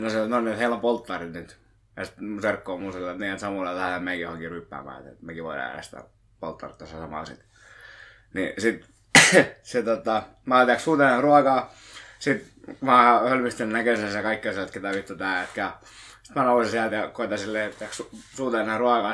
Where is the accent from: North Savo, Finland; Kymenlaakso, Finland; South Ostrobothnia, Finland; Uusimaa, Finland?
Uusimaa, Finland; Lohja; kun mä olen Lohjalta